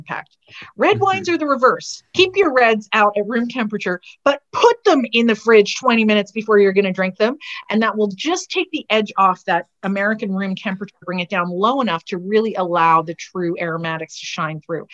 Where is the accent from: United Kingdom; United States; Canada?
Canada; we come from Canada. We're hardy folks.